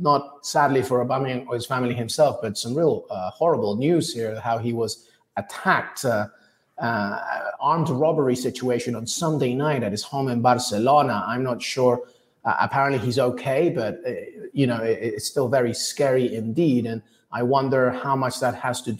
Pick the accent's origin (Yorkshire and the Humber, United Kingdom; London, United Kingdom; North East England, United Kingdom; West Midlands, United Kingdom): London, United Kingdom; I grew up in London, okay? It's my city.